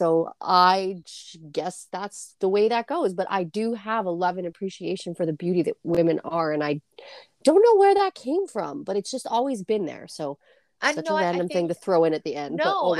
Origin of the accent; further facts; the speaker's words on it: Grand Prairie, Texas, United States; And just growing up in Grand Prairie, that was not something that was normal.